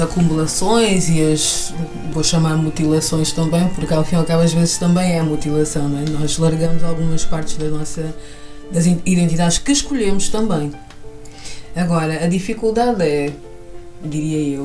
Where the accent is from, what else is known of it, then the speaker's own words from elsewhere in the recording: Portugal; also born or lived in Malanje, Angola; apesar de ter vindo para Portugal com dois anos